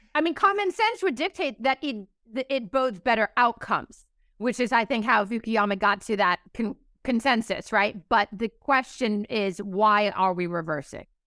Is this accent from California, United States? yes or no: yes; California, United States; my home state of California